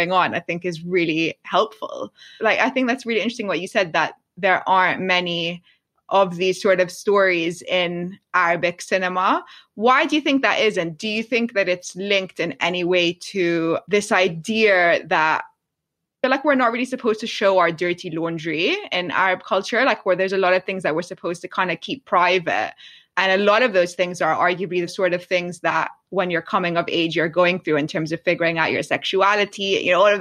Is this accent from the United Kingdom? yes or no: yes; London, United Kingdom; I grew up in London